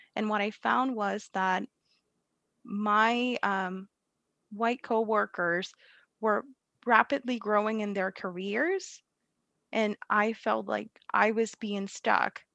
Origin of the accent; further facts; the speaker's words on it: Puerto Rico; moved away as an adult; now in Massachusetts, United States; I'm from Puerto Rico